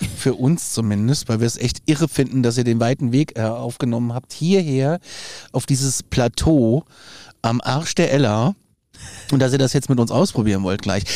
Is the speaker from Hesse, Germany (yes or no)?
yes; Hesse, Germany; ich bin in Hessen zur Schule gegangen